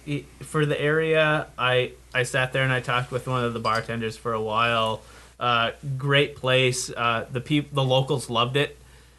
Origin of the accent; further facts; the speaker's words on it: Canada; moved away; I am from Canada.